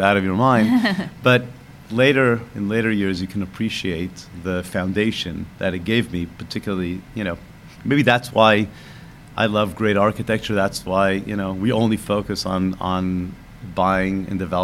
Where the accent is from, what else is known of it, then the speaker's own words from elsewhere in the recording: Israel; moved away; I grew up in Israel, born in 1972